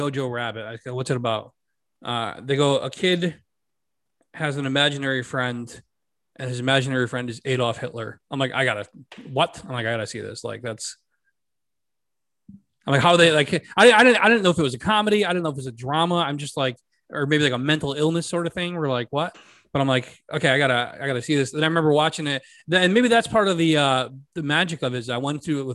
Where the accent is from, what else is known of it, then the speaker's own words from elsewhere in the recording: Connecticut, United States; I'm from Connecticut